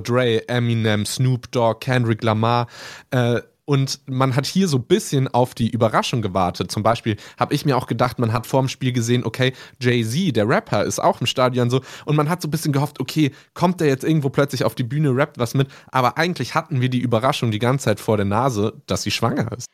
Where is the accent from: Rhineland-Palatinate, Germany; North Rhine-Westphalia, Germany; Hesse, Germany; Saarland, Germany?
Rhineland-Palatinate, Germany; Mainz; ich bin hier aufgewachsen in Mainz